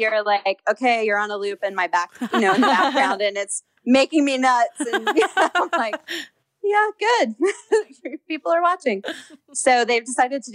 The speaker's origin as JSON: {"language": "English", "town": "Houston", "region": "Texas", "country": "United States", "tie": "born or raised there", "also_born_or_lived": "Los Angeles, United States", "moved": "yes", "said": "I grew up in Houston, so I just know a lot of people in Texas"}